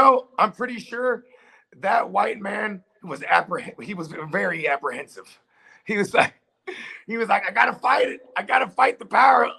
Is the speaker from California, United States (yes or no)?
yes; San Jose, California, United States; I'm from San Jose